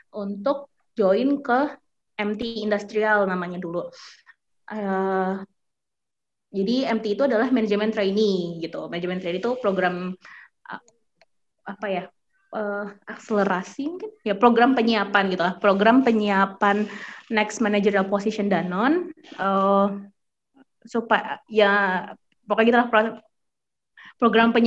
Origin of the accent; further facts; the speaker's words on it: Jakarta, Indonesia; dulu aku dari kecil sampai sekarang tinggalnya di Jakarta gitu kan anak ibaratnya anak kota lah gitu anak Jakarta